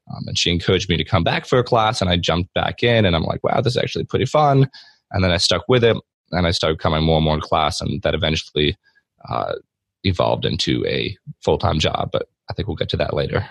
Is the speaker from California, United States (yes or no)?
no; Delaware, United States; also born or lived in Pennsylvania; I live in Delaware with my mom, dad, brother, and sister. And we lived here pretty much my whole life. Um, I was born in Pennsylvania, like 30 minutes away, but pretty much the same area my whole life.